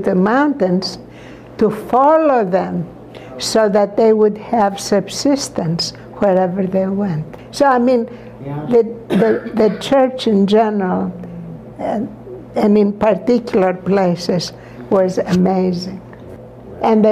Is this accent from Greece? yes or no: yes; Larissa, Thessaly, Greece; not too far from Larissa, my hometown.